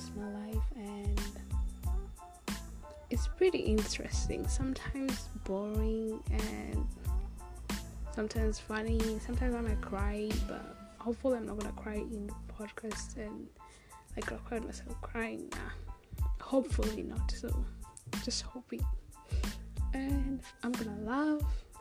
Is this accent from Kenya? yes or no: yes; Kenya; now in Australia; I'm like Kenyan. I was born in Kenya, raised in Kenya.